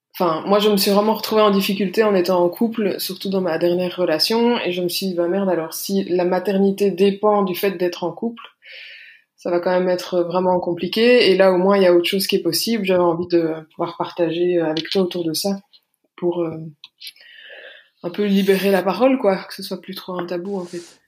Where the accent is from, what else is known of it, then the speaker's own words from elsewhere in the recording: Belgium; j'habite en Belgique, je suis belge.